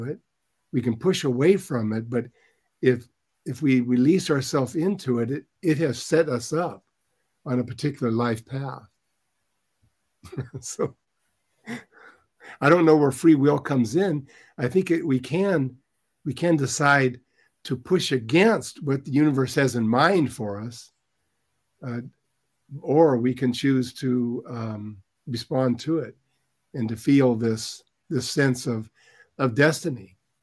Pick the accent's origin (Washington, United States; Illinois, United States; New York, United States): Washington, United States; Lakewood; I grew up in Lakewood, Washington